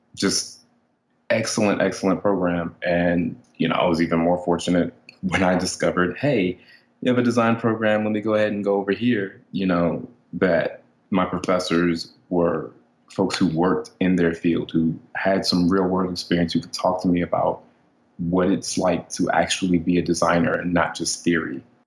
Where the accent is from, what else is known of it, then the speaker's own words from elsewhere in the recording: Maryland, United States; I grew up in Maryland.